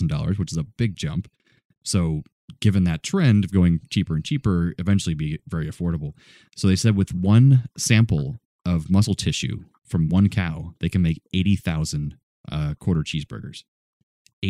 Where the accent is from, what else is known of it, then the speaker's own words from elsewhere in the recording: the South, United States; Being a Southerner